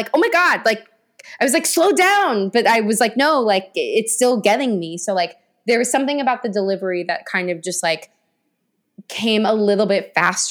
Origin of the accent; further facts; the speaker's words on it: London, United Kingdom; I'm from Rotten Tomato, London, England.